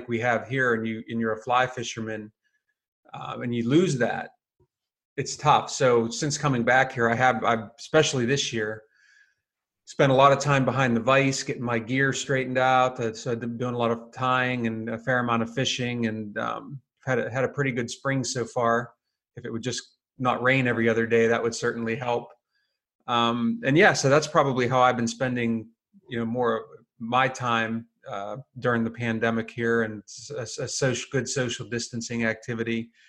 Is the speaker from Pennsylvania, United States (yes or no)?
yes; Pennsylvania, United States; So my home state is Pennsylvania